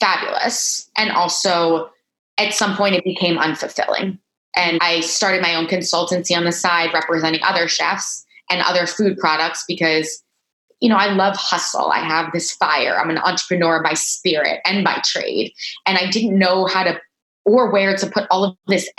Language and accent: English; Miami Beach, Florida, United States; moved away as an adult; also born or lived in Boston; now in New York, United States; I was born in Miami Beach, born and raised, three brothers